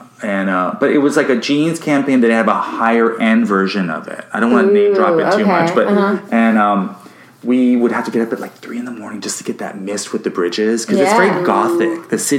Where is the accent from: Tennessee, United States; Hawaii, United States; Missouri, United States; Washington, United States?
Hawaii, United States; I'm from Hawaii.